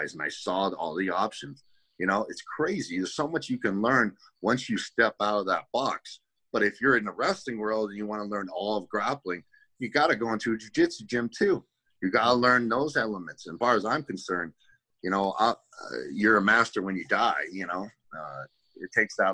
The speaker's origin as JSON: {"language": "English", "town": "Boston", "region": "Massachusetts", "country": "United States", "said": "I'm an Irish kid. I'm from the Northeast, Boston area"}